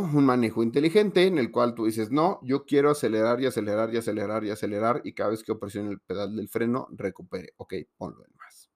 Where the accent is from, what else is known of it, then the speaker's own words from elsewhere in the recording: Mexico; en México